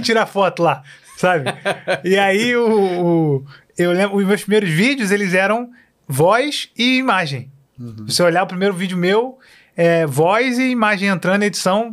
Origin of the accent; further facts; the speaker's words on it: Queimados, Rio de Janeiro, Brazil; also born or lived in Tijuca, Rio de Janeiro; now in Rio de Janeiro, Brazil; eu vivi a vida inteira em Queimados, é, lá na Baixada. Queimados, até é. 20, 21 anos, eu acho que foi quando eu vim, vim para cá.